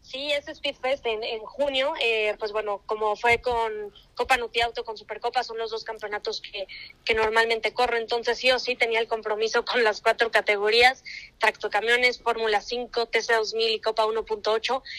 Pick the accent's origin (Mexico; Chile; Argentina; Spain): Mexico; yo como mexicana